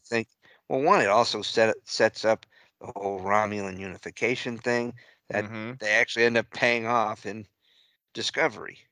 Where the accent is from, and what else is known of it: New England, United States; born or raised there; moved away; also born or lived in central Texas